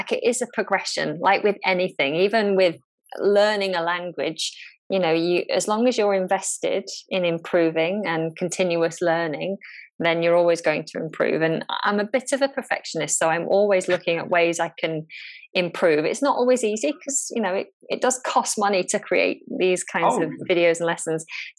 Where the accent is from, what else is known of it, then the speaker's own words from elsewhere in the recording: North West England, United Kingdom; accent: Lancashire; I was born and bred in the north with a Lancashire accent, which I don't really have anymore.